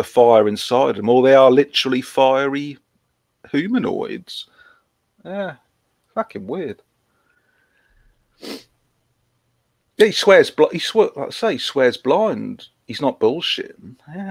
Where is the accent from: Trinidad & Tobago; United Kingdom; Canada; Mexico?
United Kingdom; Norfolk, East of England; I am from Norfolk